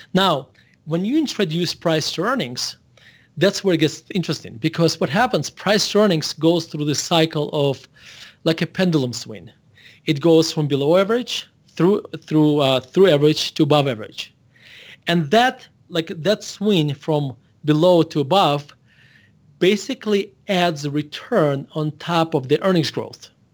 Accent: Russia; moved away as an adult; now in Denver, United States; I was born in Russia, and I moved to United States when I was eighteen years old in, uh, nineteen ninety-one.

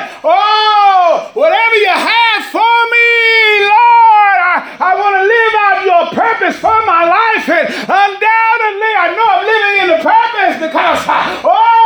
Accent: Dallas, Texas, United States; moved away as an adult; also born or lived in West Palm Beach, Florida; Oak Cliff, Texas, boy.

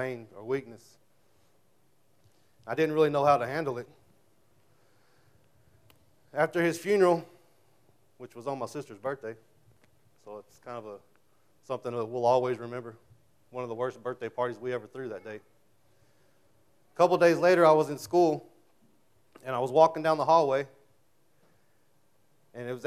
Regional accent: Childress, Texas, United States; also born or lived in Knox County, Texas / Benjamin, Texas / Paducah, Texas / Munday, Texas; I was born in Knox County a little over 21 years ago.

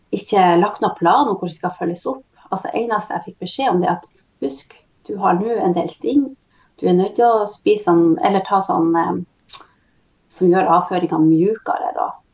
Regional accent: Tysfjord, Nordland, Norway; Kommer ifrån Tysfjord, norsk sida eh, av lulesamisk område. Och eh, här har jag vuxit upp

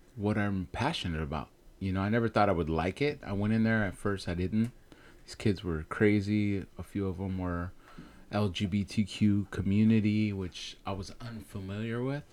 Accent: Bay Area, California, United States; born or raised there; also born or lived in Chihuahua, Mexico

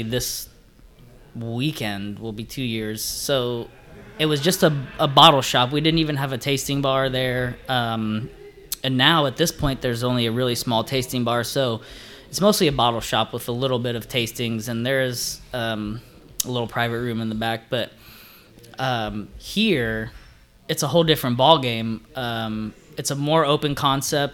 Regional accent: California, United States; moved away; I'm from California

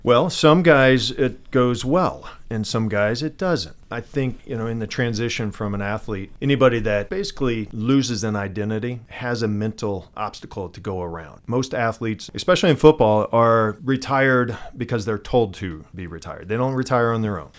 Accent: Missouri, United States; I'm from Missouri

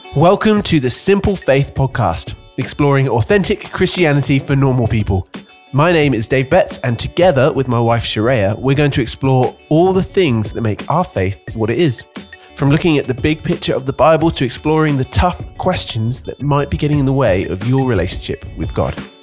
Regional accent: United Kingdom; as a Brit

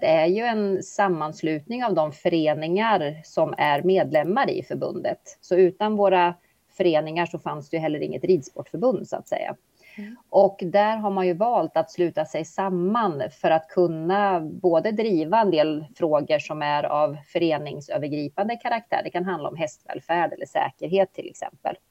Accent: Östergötland, Sweden; moved away as an adult; now in Eskilstuna, Sweden; Har en bakgrund som östgöte, född och uppväxt mm. i Östergötland

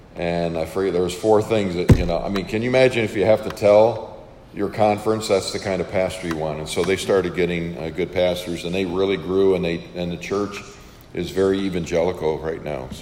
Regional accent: Western New York, United States; moved away as an adult; I was born on a farm and uh, grew up there and uh, spent my first 18 years uh, there in, in Western New York

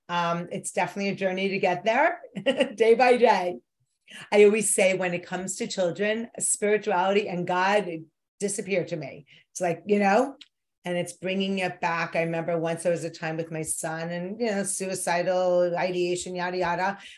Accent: New York, United States; growing up in New York with a neurotic New York Jewish mother, becoming one

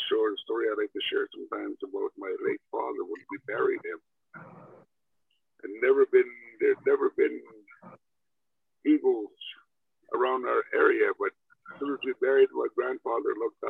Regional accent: Saskatchewan, Canada; first language Cree; English is a second language; my late grandfather in a little log cabin growing up in Saskatchewan.

